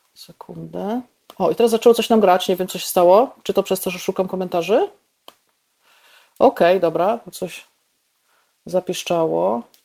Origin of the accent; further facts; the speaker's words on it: Bolesławiec, Lower Silesian Voivodeship, Poland; also born or lived in Lwówek Śląski / Warsaw; now in Wrocław, Poland; ja się urodziłam w Lwówku Śląskim, mieszkałam y, kilkanaście lat w Bolesławcu, mieszkałam też w Warszawie, y, mieszkam teraz we Wrocławiu